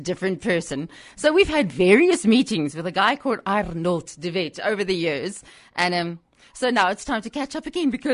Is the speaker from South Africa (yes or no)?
yes; South Africa; we're South African